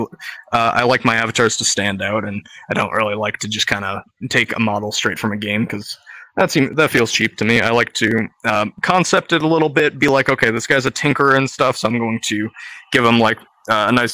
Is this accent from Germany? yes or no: no; Canada; I'm Canadian